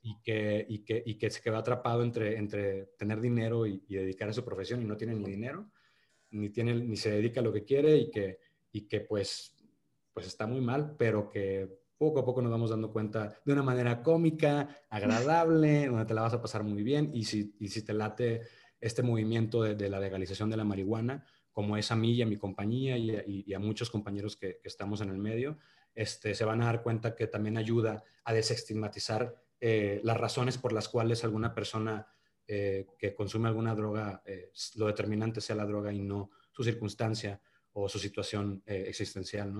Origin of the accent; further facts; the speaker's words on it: Monterrey, Nuevo León, Mexico; accent: regio; soy regio y, tengo que cuidar mi acento cuando hago los castings y definir si lo voy a hacer en regio